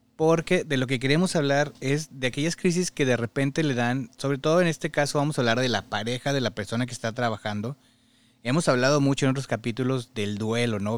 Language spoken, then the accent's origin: Spanish; Mexico; moved away; como mexicano, pues la cultura es así